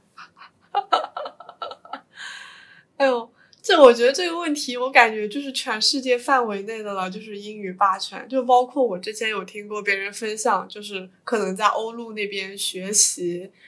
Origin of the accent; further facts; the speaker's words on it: Suzhou, Jiangsu, China; 我是苏州人